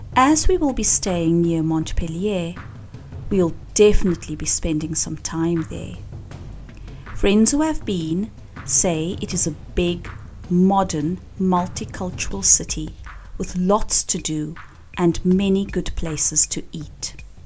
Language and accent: English; Cape Town, Western Cape, South Africa; now in Spain; I live in Spain, but am originally from Cape Town in South Africa.